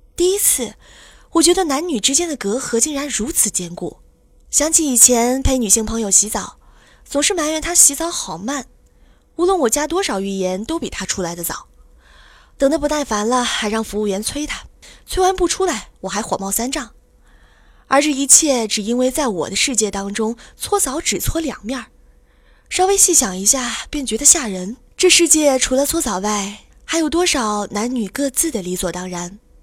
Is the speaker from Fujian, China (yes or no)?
no; Shenyang, Liaoning, China; 在沈阳土生土长的我